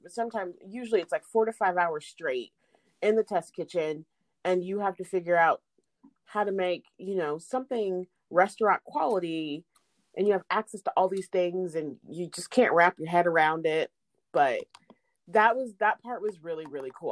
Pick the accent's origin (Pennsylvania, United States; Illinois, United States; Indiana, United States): Indiana, United States; Indianapolis; also born or lived in Chattanooga, Tennessee / Kokomo, Indiana; I am a Hoosier because I grew up here.